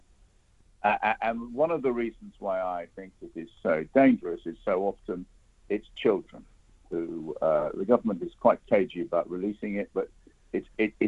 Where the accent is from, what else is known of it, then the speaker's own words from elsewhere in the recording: United Kingdom; as a British citizen